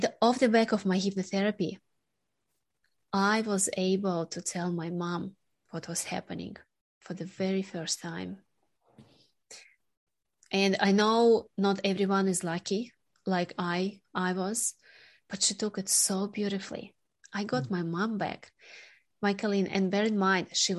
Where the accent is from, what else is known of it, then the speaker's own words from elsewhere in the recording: Sakhalin Oblast, Russia; moved away; also born or lived in Australia; my hometown, Sakhalin Island, just north of Japan